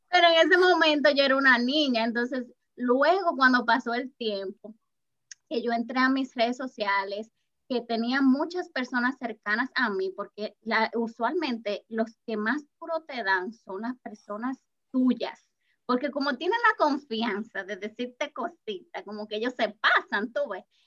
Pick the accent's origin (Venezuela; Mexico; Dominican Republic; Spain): Dominican Republic; yo soy dominicana